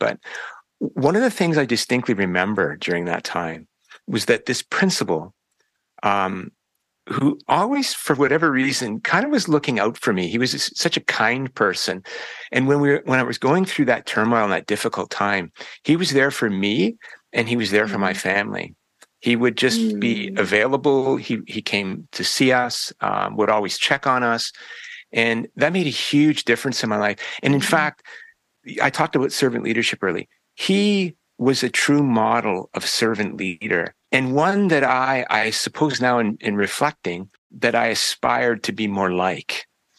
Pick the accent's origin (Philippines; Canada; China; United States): Canada; Chatham, Ontario; also born or lived in Windsor, Ontario; I grew up here in Ontario. In fact, I've spent my entire life in this province